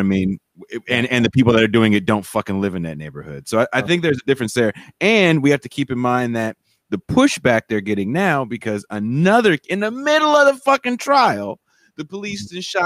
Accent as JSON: {"language": "English", "region": "California", "country": "United States", "also_born_or_lived": "North Dakota", "said": "I'm a Californian."}